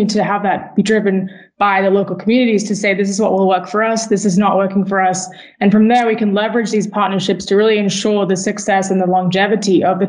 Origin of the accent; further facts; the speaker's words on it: Switzerland; also born or lived in United States; I grew up as a Brit living in the U.S. and living in Switzerland, where I spent most of my formative years, and then also living in the U.S.